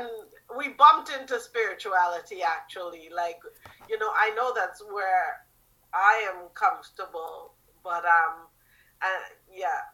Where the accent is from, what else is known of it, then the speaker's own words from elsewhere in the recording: Trinidad & Tobago; moved away; also born or lived in Toronto; I was born in Trinidad